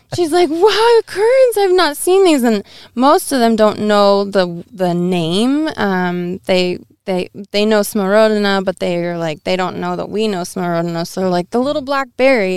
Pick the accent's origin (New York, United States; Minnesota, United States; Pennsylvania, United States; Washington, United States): Washington, United States; Edmonds; I actually grew up in the city